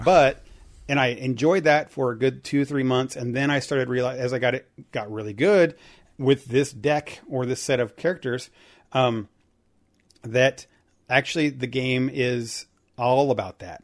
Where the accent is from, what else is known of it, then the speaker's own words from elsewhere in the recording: Indiana, United States; I grew up in Indiana